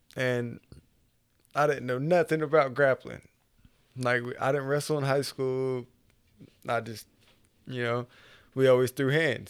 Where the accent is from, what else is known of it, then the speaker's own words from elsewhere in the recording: Okmulgee, Oklahoma, United States; moved away as an adult; also born or lived in Tulsa, Oklahoma; I was, uh, basically born and raised in Okmulgee